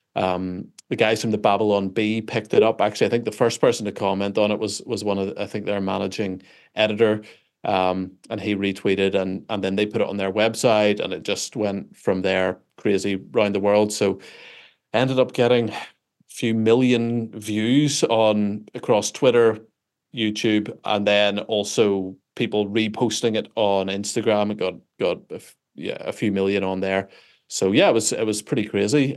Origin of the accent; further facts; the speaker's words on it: Belfast, Northern Ireland, United Kingdom; I am, uh, from Belfast, Northern Ireland